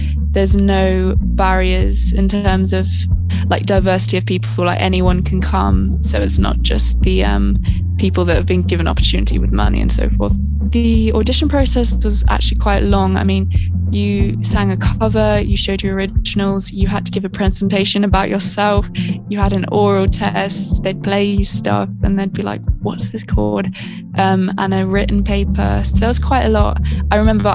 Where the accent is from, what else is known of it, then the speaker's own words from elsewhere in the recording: Hertfordshire, East of England, United Kingdom; I'm from Hertfordshire, which is just north outside of London